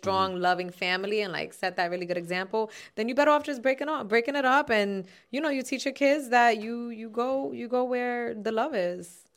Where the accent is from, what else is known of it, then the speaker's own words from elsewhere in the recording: New York City, New York, United States; I'm from Castle Hill